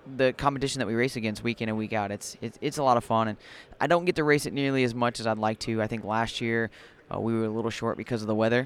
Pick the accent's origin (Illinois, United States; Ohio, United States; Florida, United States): Illinois, United States; Springfield; I grew up in Springfield, Illinois